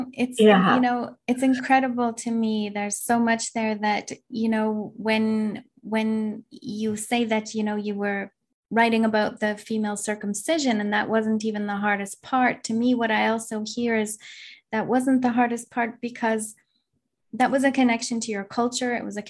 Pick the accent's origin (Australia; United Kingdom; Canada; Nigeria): Canada; it's something for me as a Canadian to remember what it means for us who are privileged enough to be here